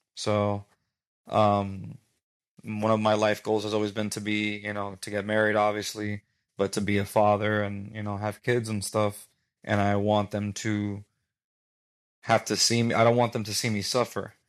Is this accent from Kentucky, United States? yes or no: no; Miami, Florida, United States; I was born and raised in Miami. I have a Cuban background